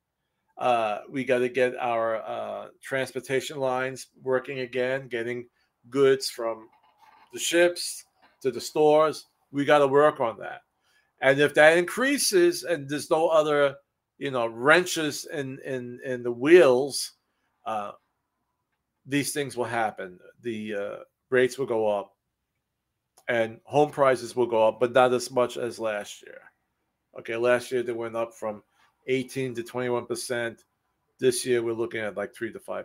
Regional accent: New York City, New York, United States; moved away; I'm from the city. I'm from Brooklyn, New York.

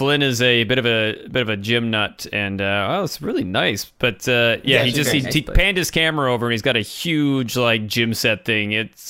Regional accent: United States; now in Canada; I'm the American that tries to disassociate myself with America, because I don't want people knowing I'm American.

